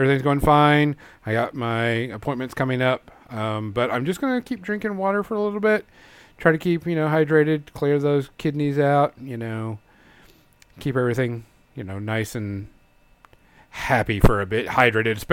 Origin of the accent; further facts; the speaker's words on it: Louisiana, United States; now in Arkansas, United States; It hasn't gotten super, super bad here in Arkansas, but I'm from Louisiana